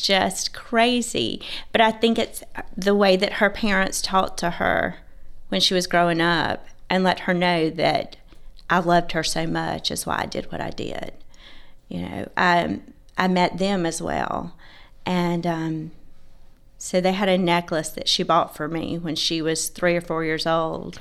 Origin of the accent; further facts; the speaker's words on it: Georgia, United States; I was raised in a small town, uh, in Georgia.